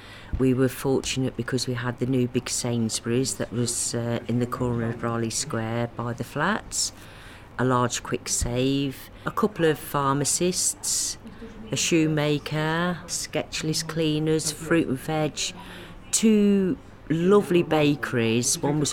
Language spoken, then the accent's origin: English; Coventry, West Midlands, United Kingdom; I do live local to Bow Green, and what's special for me is I was actually born and bred in Bow Green when the building of Riley Square was actually starting and got erected and built in 1964, the year I was born